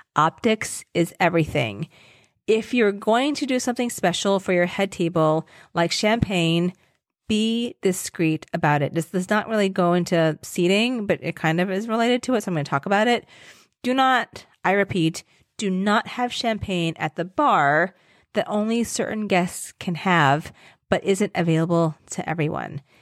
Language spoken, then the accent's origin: English; Virginia, United States; moved away; I grew up in Virginia